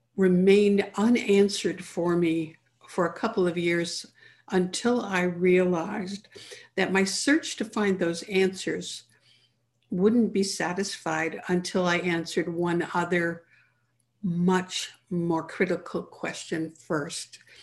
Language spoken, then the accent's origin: English; Canada; I grew up in Canada